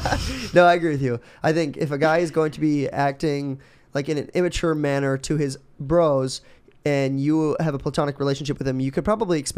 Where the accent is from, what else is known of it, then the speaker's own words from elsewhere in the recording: Minnesota, United States; moved away; I am from Minnesota.